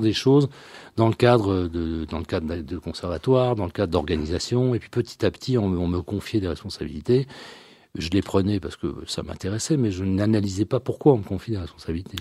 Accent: France; also born or lived in Brussels; je suis né en France, même si euh, toute ma famille, il euh, n'y a pas un seul Français dans ma famille

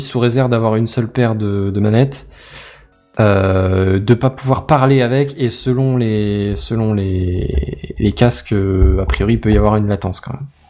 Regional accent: France; chez nous en France

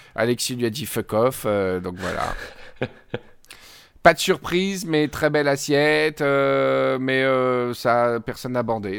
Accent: Provence-Alpes-Côte d'Azur, France; je suis provençal

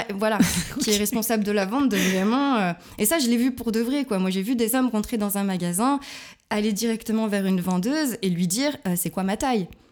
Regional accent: Lyon, Auvergne-Rhône-Alpes, France; moved away as an adult; now in Berlin, Germany; je viens de Lyon, une vraie croix-roussienne

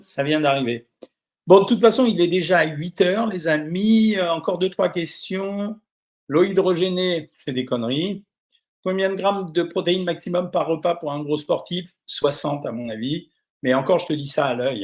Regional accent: Normandy, France; je suis normand

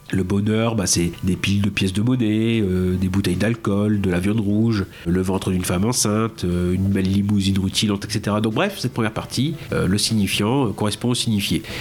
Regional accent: France; on le connaît pas en tant que français

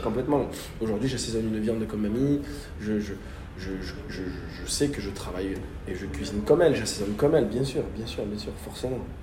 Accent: Marseille, Provence-Alpes-Côte d'Azur, France; moi, en tant que Marseillais

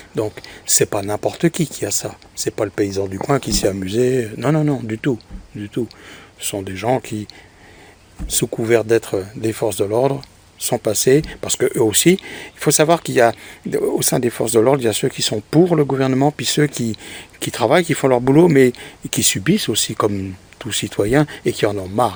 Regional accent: France; chez nous, en France

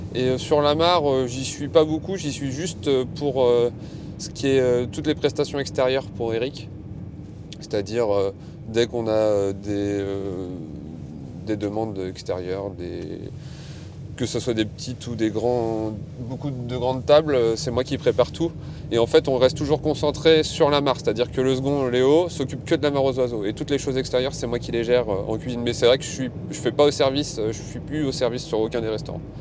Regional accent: Saint-Nazaire, Pays de la Loire, France; also born or lived in Pornichet / Questembert; je suis revenu dans ma région parce que je suis natif de Saint-Nazaire

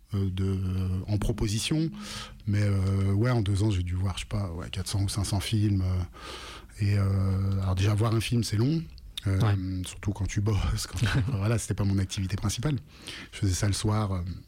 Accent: Lyon, Auvergne-Rhône-Alpes, France; Je viens de Lyon

